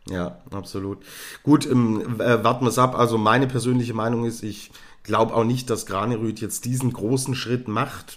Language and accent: German; Germany; als Deutscher